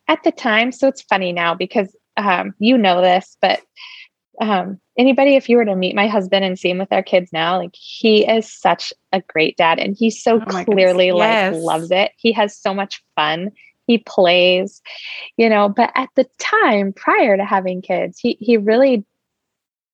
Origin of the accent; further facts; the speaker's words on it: Alaska, United States; moved away as an adult; now in Seattle, United States; I grew up in Alaska with you right up the street, and moved to Washington though for college